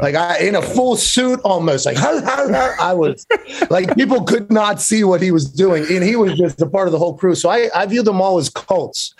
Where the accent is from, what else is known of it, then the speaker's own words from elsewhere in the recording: Pittsburgh, Pennsylvania, United States; I grew up in Pittsburgh